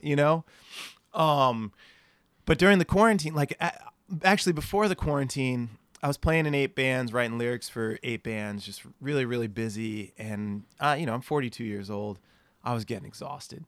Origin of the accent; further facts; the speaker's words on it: New Jersey, United States; moved away as an adult; also born or lived in Boston; now in San Diego, United States; I grew up in New Jersey, went to school in Boston